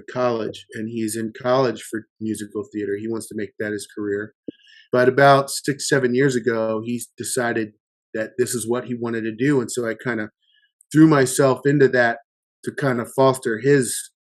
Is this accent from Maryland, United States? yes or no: yes; Baltimore, Maryland, United States; I grew up in Baltimore, Maryland in the 80s